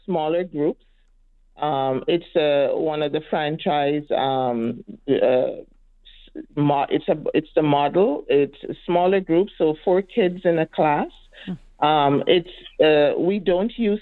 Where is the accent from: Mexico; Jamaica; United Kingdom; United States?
Jamaica; now in Edmonton, Canada; I'm from Jamaica and we are surrounded by water